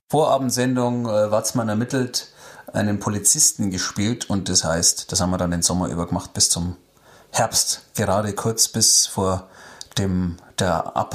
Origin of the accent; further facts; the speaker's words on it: Bavaria, Germany; Ich bin ja nicht umsonst in Niederbayern aufgewachsen.